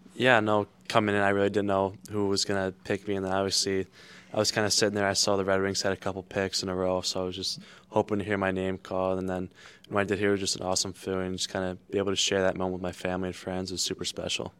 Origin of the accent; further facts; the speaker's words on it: South Lyon, Michigan, United States; growing up in Michigan